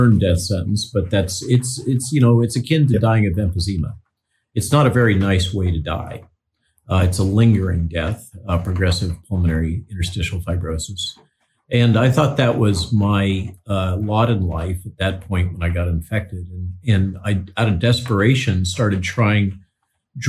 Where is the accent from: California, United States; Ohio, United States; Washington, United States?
California, United States; Central Coast of; I grew up in the Central Coast of California